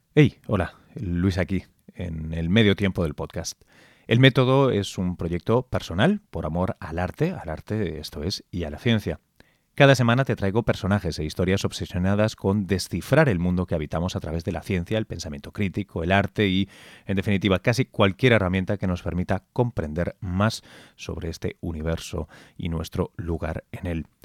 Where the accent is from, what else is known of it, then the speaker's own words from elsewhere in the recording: Spain; yo soy español